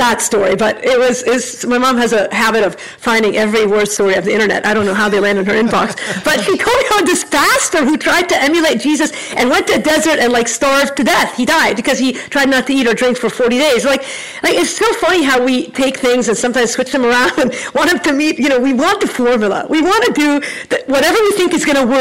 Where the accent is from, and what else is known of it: United States; also born or lived in Chicago